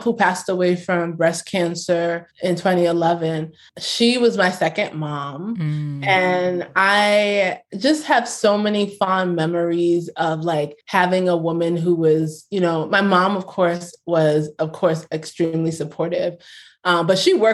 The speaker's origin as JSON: {"language": "English", "region": "New York", "country": "United States", "also_born_or_lived": "Brooklyn", "said": "I'm from America, I'm from New York. I will rep New York until I die. Like, I am a New Yorker through and through."}